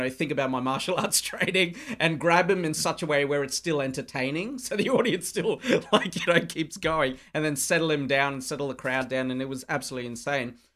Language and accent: English; Darwin, Northern Territory, Australia; And my worst gig has been in my hometown of Darwin.